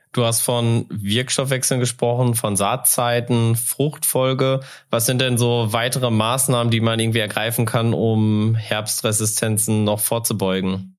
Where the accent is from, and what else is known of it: North Rhine-Westphalia, Germany; now in North Hesse, Germany